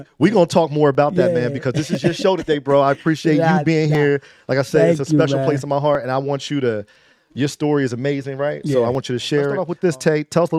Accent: Trenton, New Jersey, United States; No, I'm like, no, I'm from the heart of Trenton. I grew up in North Trenton Boulevard.

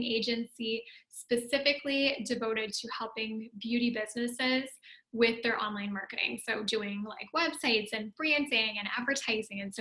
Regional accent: Canada; also born or lived in Ottawa, Canada / Italy; So I'm Canadian

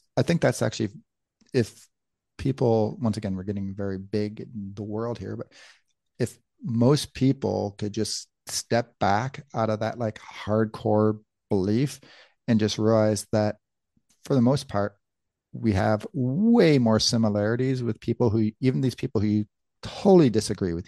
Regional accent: Michigan, United States; moved away as an adult; also born or lived in Tucson, Arizona; we grew up in Michigan

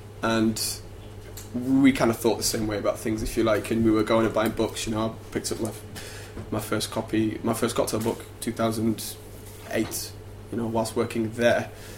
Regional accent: Sheffield, Yorkshire and the Humber, United Kingdom; moved away as an adult; also born or lived in Nottingham / London; I'd actually done a year of law in Sheffield, my hometown, before I did this.

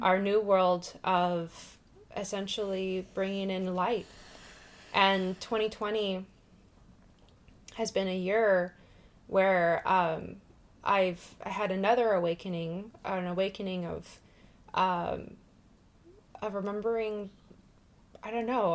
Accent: Washington, United States; I am born and raised in Washington

